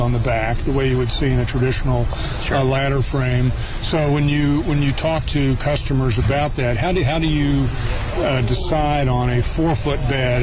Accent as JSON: {"language": "English", "town": "Detroit", "region": "Michigan", "country": "United States", "said": "I'm from Detroit"}